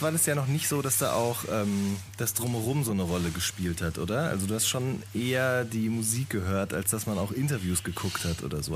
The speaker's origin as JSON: {"language": "German", "town": "Hagen", "region": "North Rhine-Westphalia", "country": "Germany", "said": "ich komme aus Hagen"}